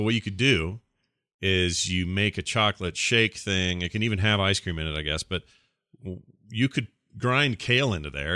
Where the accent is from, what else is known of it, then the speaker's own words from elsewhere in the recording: Sandy, Utah, United States; It's where I was born. I was raised in Sandy. I lived there my whole life.